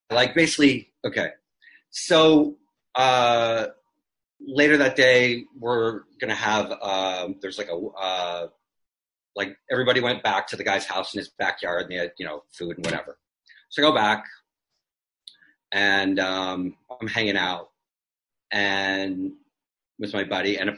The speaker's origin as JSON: {"language": "English", "town": "Toronto", "region": "Ontario", "country": "Canada", "said": "I'm from Toronto, so there's it's a large Indian community."}